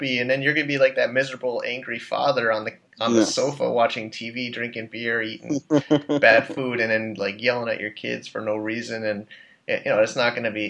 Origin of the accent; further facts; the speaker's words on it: United States; moved away as an adult; also born or lived in China; as an American